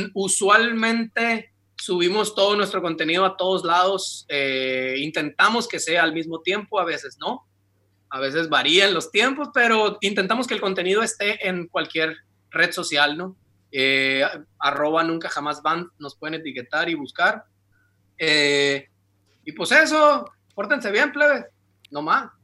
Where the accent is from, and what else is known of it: Ciudad Obregón, Sonora, Mexico